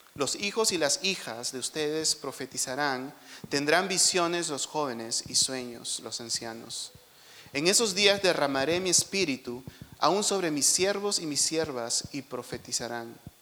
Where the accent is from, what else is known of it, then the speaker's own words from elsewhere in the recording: Lima, Peru; nosotros crecimos en San Juan de Urigancho, que está, es un cono que está lejos de aquí